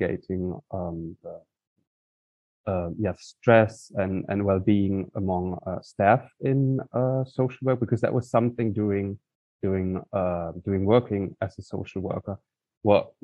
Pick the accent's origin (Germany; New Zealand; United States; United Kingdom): Germany; Cologne, North Rhine-Westphalia; moved away; I grew up in Cologne.